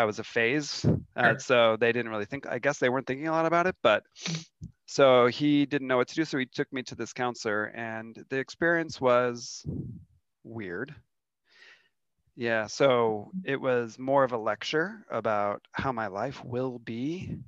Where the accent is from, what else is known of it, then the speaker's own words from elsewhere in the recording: Seattle, Washington, United States; now in Denver, United States; But I grew up in Seattle area. My family's from Seattle, has been in Seattle for a lot of generations